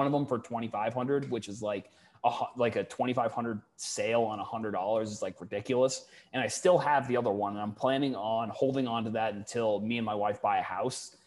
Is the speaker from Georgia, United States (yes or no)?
no; Falmouth, Massachusetts, United States; I'm originally from Falmouth